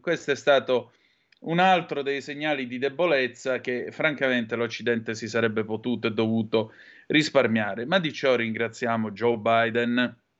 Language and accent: Italian; Southern Italy, Italy; accent: southern Italian dialect; my slang from the southern part of Italy